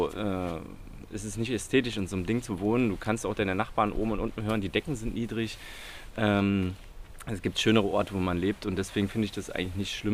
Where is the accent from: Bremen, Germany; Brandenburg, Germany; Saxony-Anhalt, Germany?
Saxony-Anhalt, Germany; Magdeburg; mein, wo ich aufgewachsen bin, Olvenstedt, also ich